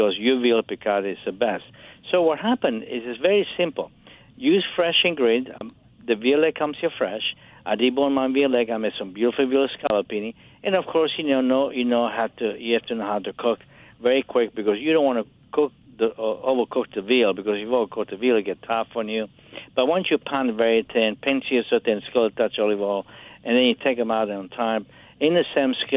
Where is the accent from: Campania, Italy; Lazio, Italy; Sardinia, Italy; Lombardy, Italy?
Campania, Italy; Capri; moved away; in Italy, where I grew up in Capri, around the Naples Bay and Sorrento.